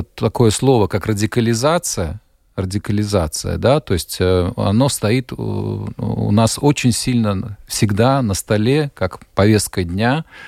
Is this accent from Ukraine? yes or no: no; Riga, Latvia; now in Germany; я вот родом из Риги